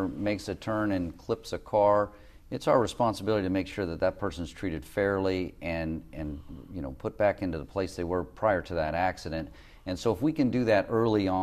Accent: Long Beach, California, United States; growing up in Long Beach

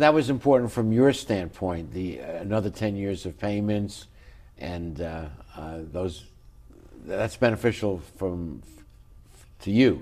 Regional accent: New York City, New York, United States; growing up in New York City as a kid

